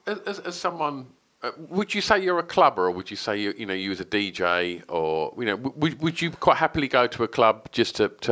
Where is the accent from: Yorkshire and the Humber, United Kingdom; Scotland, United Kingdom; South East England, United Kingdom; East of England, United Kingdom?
East of England, United Kingdom; Essex; growing up in Essex